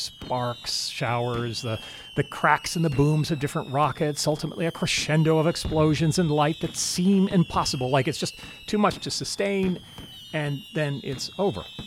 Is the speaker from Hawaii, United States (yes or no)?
no; Anchorage, Alaska, United States; moved away as an adult; also born or lived in Philadelphia, Pennsylvania / North Carolina; My parents moved us to Anchorage, Alaska in nineteen seventy-one. Eleven years later, I went to college in North Carolina